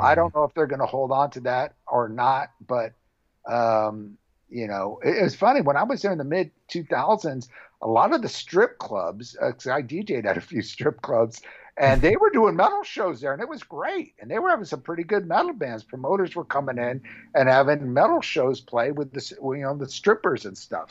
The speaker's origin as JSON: {"language": "English", "area": "Orange County", "region": "California", "country": "United States", "tie": "born or raised there", "said": "I grew up in Orange County"}